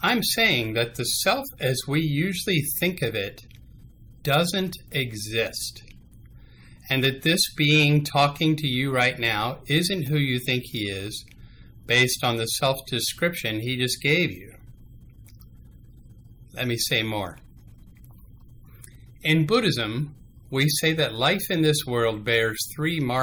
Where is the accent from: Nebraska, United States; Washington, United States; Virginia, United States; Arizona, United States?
Virginia, United States; Smithfield; moved away as an adult; also born or lived in Atlanta, Georgia / Charlottesville, Virginia; now in Williamsburg, United States; I grew up in Smithfield as a United Methodist, just about an hour away from here